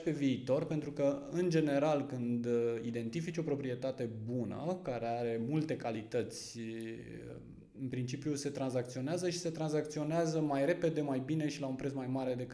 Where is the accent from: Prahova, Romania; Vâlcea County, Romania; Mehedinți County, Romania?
Vâlcea County, Romania; moved away; Da, uh, spuneam că atunci când am venit din Vâlcea am, mi-am căutat o provocare.